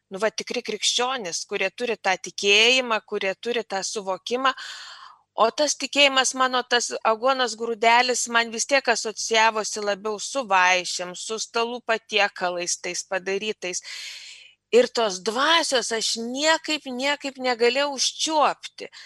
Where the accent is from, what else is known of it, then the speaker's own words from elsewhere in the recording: near Klaipėda, between Šilutė and Klaipėda, Klaipėda County, Lithuania; Augau aš irgi Klaipėdos, netoli Klaipėdos, tarp Šilutės ir Klaipėdos, nedidelėme bažnytkaimyje. Ir mano mama buvo mokytoja ir to tikėjimo mes negalėjom gauti tarybiniais metais, mama bijojo prarasti darbą.